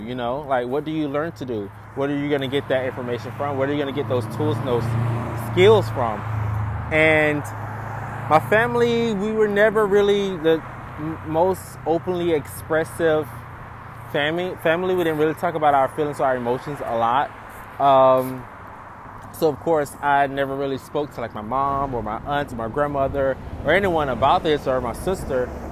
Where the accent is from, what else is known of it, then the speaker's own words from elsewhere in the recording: Eatonton, Georgia, United States; now in Los Angeles, United States; I grew up in Eatonton, Georgia, a small town